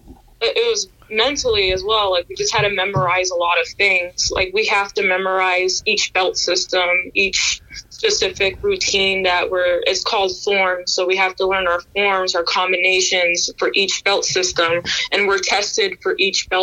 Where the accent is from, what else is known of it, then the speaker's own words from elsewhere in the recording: Washington, District of Columbia, United States; I grew up in Washington, D.C.